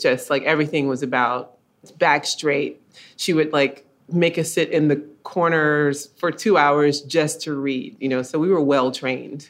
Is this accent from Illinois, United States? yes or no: no; Columbus, Georgia, United States; growing up in Columbus, Georgia